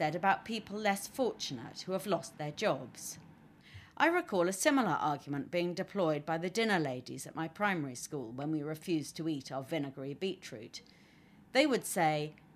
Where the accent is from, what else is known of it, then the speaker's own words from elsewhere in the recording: United Kingdom; being British